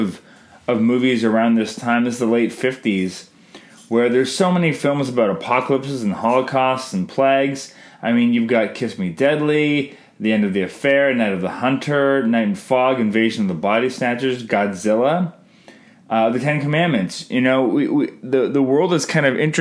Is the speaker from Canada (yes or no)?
yes; Canada; I'm Canadian filmmaker